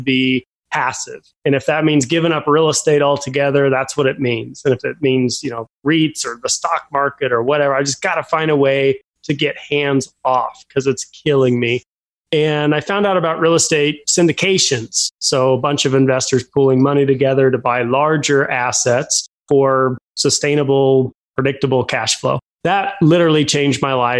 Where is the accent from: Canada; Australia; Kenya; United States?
United States; Fort Collins, Colorado; I grew up in Fort Collins, Colorado, home to Colorado State University.